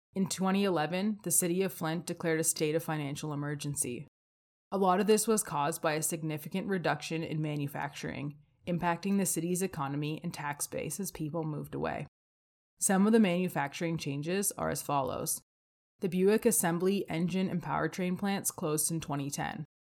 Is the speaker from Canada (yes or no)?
yes; Windsor, Ontario, Canada; moved away as an adult; now in Calgary, Canada; I was born outside of Windsor, Ontario